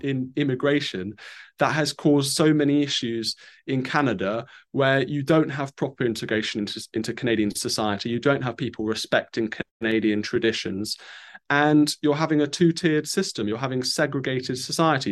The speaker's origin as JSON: {"language": "English", "country": "United Kingdom", "said": "for me as a Brit"}